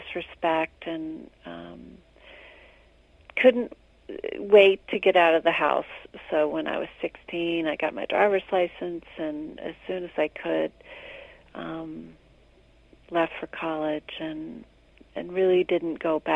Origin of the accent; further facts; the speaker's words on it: the South, United States; We were raised in the South